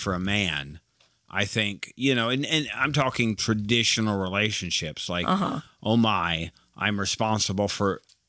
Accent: Monroe, Michigan, United States; born or raised there; moved away as an adult; now in Dallas, United States

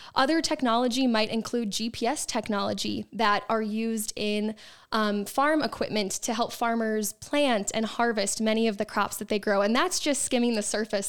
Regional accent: Wisconsin, United States; my hometown of Point Neck, Wisconsin

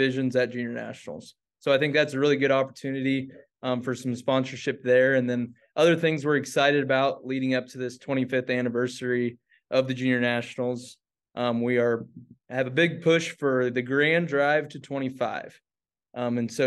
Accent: Blue Rapids, Kansas, United States; I'm from Blue Rapids, Kansas

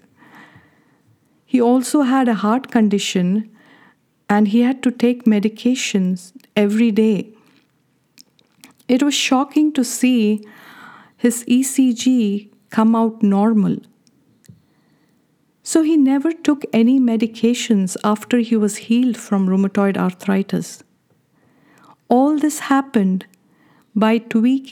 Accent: India; Being born and brought up in India

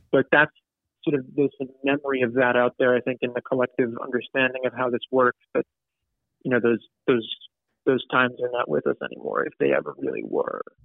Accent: Ridgewood, New Jersey, United States; I grew up in Ridgewood, New Jersey.

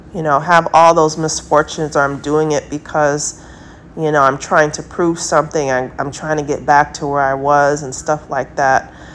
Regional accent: United States; I'm American

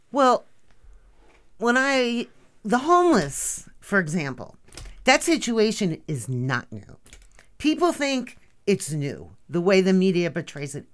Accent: Bergenfield, New Jersey, United States; moved away; I am from a blue-collar town called Bergenfield, New Jersey

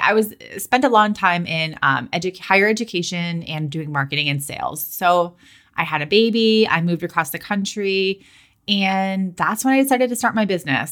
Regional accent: Boston, Massachusetts, United States; moved away as an adult; also born or lived in California; I'm from Boston

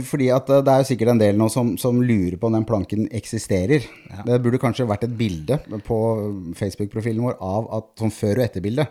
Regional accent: Norway; som nordmann

